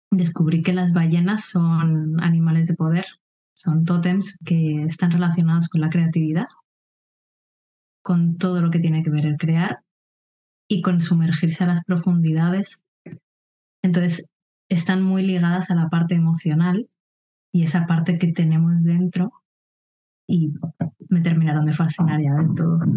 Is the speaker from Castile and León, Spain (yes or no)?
no; Madrid, Community of Madrid, Spain; born there; moved away; also born or lived in Andalusia / Mallorca; Como bien comentabas, nací en Madrid, pero no me quedé allí. De hecho, he pasado por muchas zonas, he vivido en Andalucía también, en Mallorca, que es donde me licencié en biología